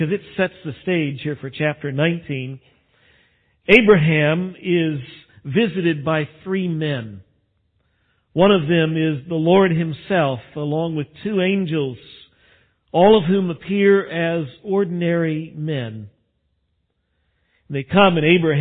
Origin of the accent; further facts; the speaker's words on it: West Texas, United States; I grew up out in West Texas when I was young